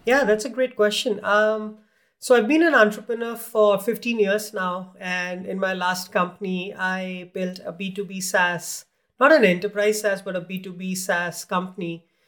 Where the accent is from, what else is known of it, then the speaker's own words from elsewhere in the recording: India; moved away; I grew up in India